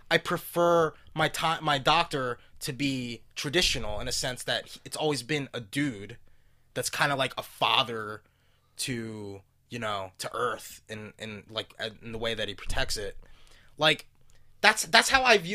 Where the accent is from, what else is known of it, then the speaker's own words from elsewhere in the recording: United States; I am an American.